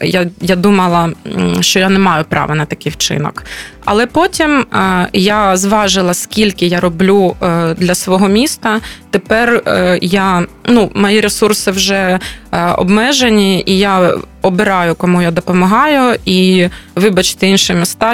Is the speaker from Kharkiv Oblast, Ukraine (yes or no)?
yes; Kharkiv, Kharkiv Oblast, Ukraine; moved away as an adult; в мене досі є будинок, він досі цілий. Я розумію, що в Харкові